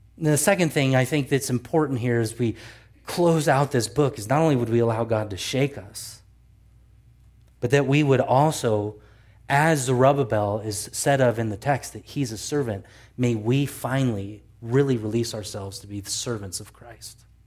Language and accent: English; United States; we are American citizens